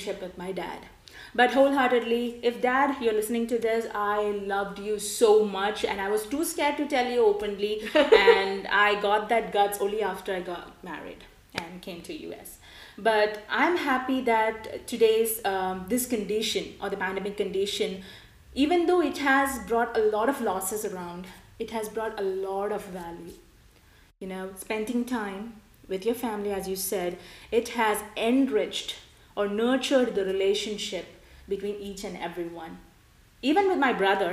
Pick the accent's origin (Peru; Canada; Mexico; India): India; I, being an Indian national and my childhood being an Indian